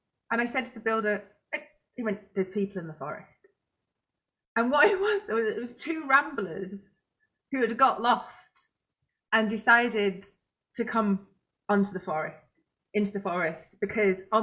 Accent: Cheshire countryside, North West England, United Kingdom; moved away; I grew up in the Cheshire countryside, like genuinely most of my kiddie life

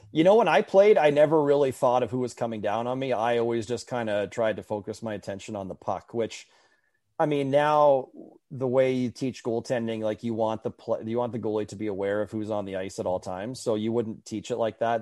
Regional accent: Winnipeg, Manitoba, Canada; growing up in Winnipeg

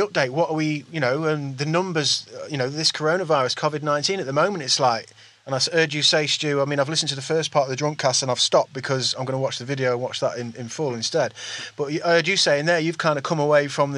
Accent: East Midlands, United Kingdom; we're from the East Midlands

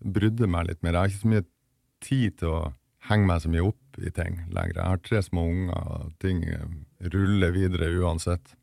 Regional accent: Vesterålen, Nordland, Norway; moved away as an adult; i et sånn lite fiskevær eh, som heter Nyksund, som ligger på yttersida av av Vesterålen, der jeg kommer fra

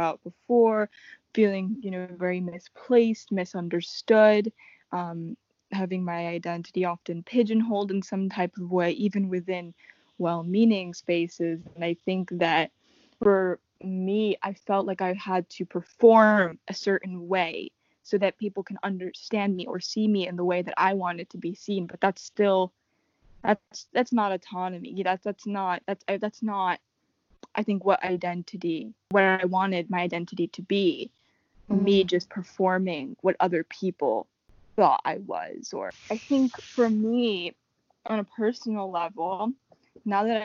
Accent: United States; I was born here. My family is from the Dominican Republic.

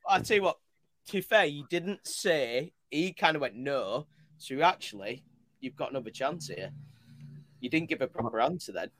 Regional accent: Leeds, Yorkshire and the Humber, United Kingdom; I'm from Leeds. i have not even got any Bradford

